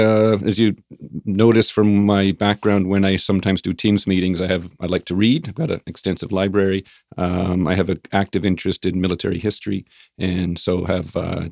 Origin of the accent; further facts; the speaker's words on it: Ontario, Canada; moved away as an adult; also born or lived in Burnaby; now in Kelowna, Canada; So I grew up in Ontario, different cities, bounced around, moved here with my wife in 1991. We moved to Burnaby. And then in 2003, we came to Kelowna.